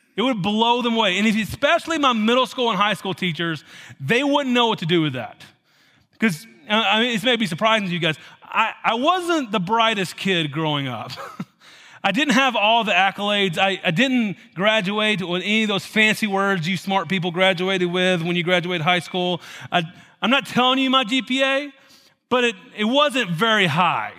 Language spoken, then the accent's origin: English; Tennessee, United States; moved away; I was raised in Tennessee